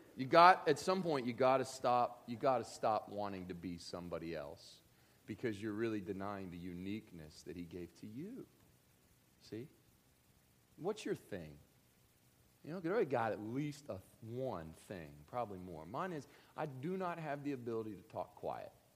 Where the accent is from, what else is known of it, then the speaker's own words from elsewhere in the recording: Kentucky, United States; I grew up in Kentucky